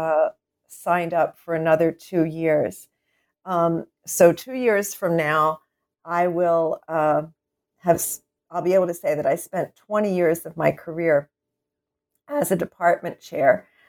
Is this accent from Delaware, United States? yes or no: yes; Wilmington, Delaware, United States; moved away as an adult; also born or lived in Philadelphia, Pennsylvania; I was born and raised in Wilmington, Delaware